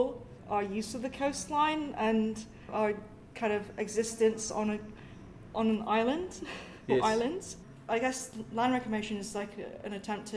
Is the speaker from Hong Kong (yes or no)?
yes; Sai Kung, Hong Kong; also born or lived in United Kingdom; specifically in Hong Kong, my hometown, Sai Kung, it's a fishing village